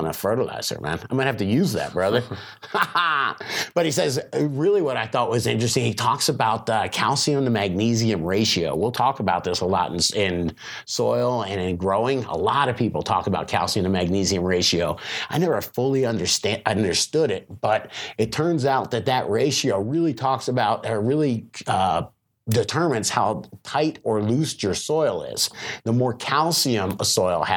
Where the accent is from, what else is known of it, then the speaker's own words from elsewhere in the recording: Florida, United States; I'm from Florida